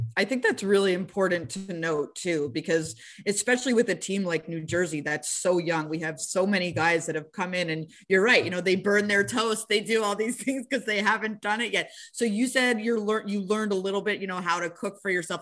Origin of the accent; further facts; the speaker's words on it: Montreal, Quebec, Canada; I'm from Montreal and that I covered the team for so long